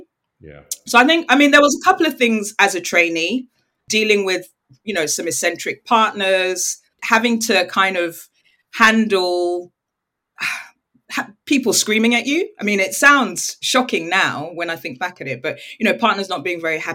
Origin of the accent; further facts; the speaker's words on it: United Kingdom; also born or lived in Nigeria; I'm British and I'm Nigerian.